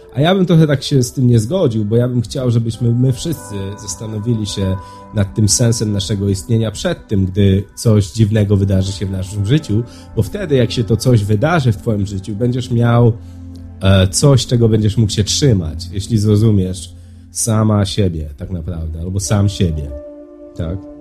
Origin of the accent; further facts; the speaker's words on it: Poland; moved away; w naszej kulturze, w której ja dorastałem, czy w Polsce